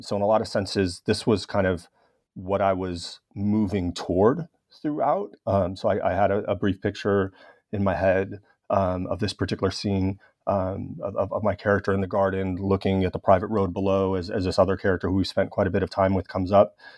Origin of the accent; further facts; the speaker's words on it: Los Angeles, California, United States; my hometown of Los Angeles.